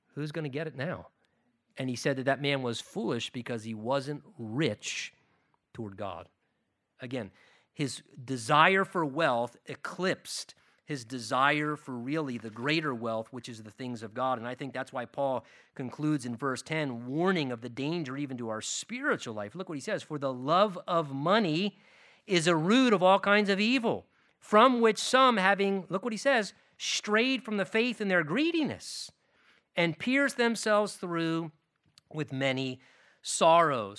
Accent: United States; as American Christians

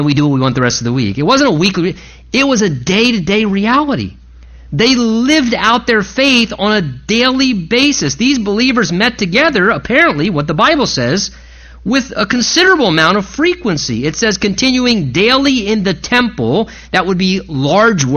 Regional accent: United States; American Christians

